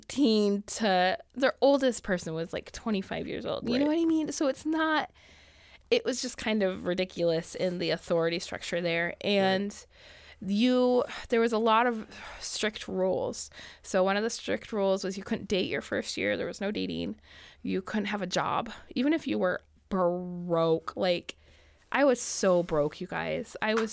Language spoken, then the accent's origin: English; Michigan, United States; moved away as an adult; I was raised in Michigan